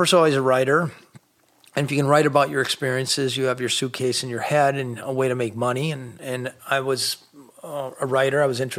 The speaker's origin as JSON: {"language": "English", "region": "Minnesota", "country": "United States", "said": "And I come from Minnesota, and he lived this big life."}